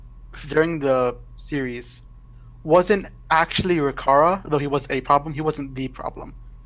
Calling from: State College, Pennsylvania, United States; I'm calling from State College, Pennsylvania.

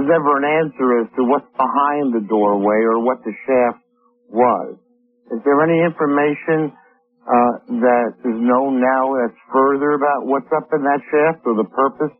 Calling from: Los Angeles, California, United States; I'm calling you from Sherman Oaks, California.

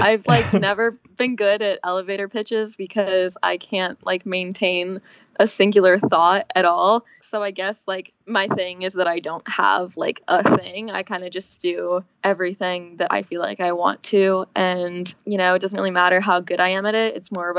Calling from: Los Angeles, California, United States; LA, in my new apartment, which is freaking crazy.

